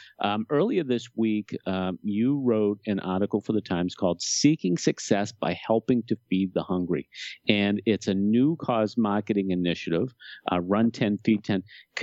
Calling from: Boston, Massachusetts, United States; Hey, Stuart, I have to ask you, I'm calling from Boston.

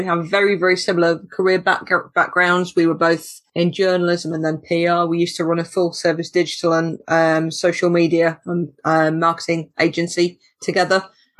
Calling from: East Midlands, United Kingdom; I'm in Lincolnshire, in the south of the county, where everything is very, very flat.

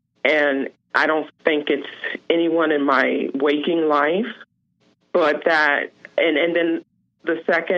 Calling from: Gaithersburg, Maryland, United States; I'm calling from Gaithersburg, Maryland.

